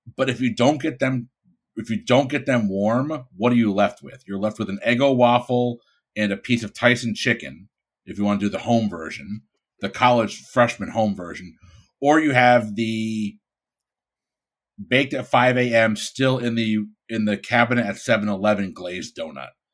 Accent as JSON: {"language": "English", "town": "Bridgeport", "region": "Connecticut", "country": "United States", "moved": "yes", "lives_now": "Florida, United States", "said": "I'm from Bridgeport, Connecticut."}